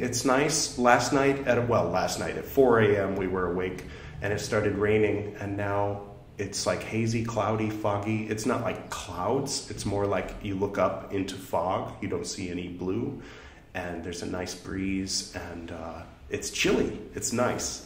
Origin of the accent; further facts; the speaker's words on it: California, United States; my pronunciation is terrible because I'm from California